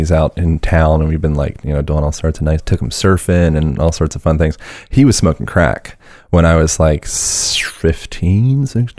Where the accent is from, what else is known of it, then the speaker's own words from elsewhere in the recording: Pennsylvania, United States; born there; born in Pennsylvania.